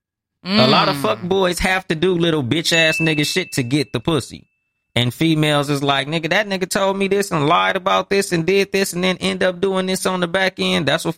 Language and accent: English; Compton, California, United States; I'm from Compton.